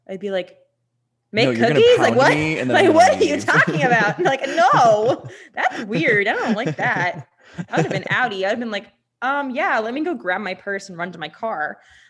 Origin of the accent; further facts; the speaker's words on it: United Kingdom; I'm so sorry. I'm British.